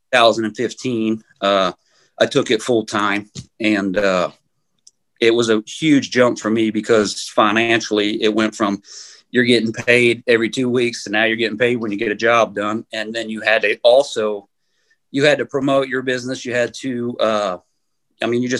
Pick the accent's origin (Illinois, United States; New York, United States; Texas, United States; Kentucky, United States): Illinois, United States; Aledo; I get to work for my hometown now